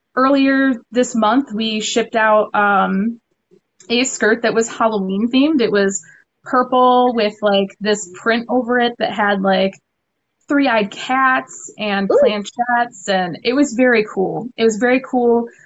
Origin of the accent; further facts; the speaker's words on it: Detroit, Michigan, United States; here in Detroit, uh, which is where I'm actually from originally